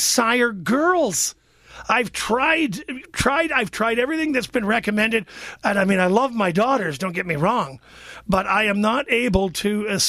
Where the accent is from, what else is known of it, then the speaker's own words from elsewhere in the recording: Niagara region, Ontario, Canada; I'm from the Niagara region. I grew up in the Niagara region.